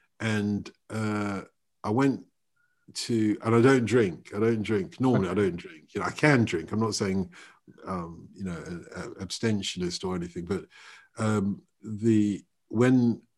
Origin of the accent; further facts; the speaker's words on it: Nigeria; I'm Nigerian